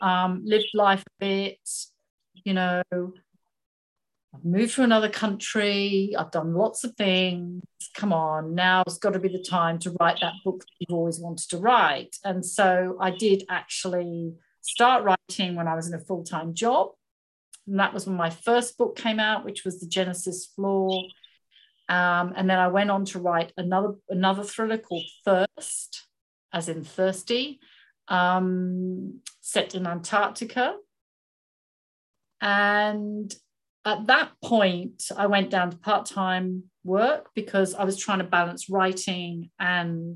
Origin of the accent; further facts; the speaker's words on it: England, United Kingdom; moved away as an adult; now in Sydney, Australia; I've lived in Australia 20 odd years now. I originally came here as a backpacker, fell in love with Sydney. Oh my God, I just went, I want to live here. It's so beautiful. But I'm originally from England